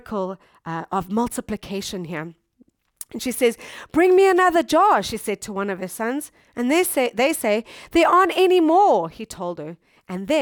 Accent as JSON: {"language": "English", "country": "South Africa", "moved": "as an adult", "lives_now": "Japan", "said": "we come from South Africa, and South Africa is a third world country"}